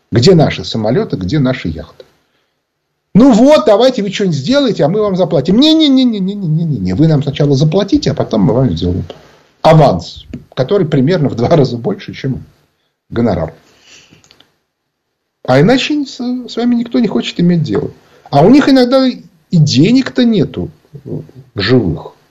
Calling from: Moscow, Russia

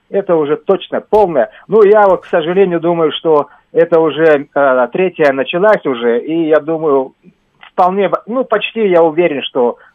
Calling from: Moscow, Russia; я из Москвы

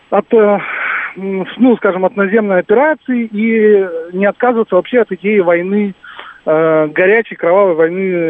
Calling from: Moscow, Russia; Да, здравствуйте. Москва.

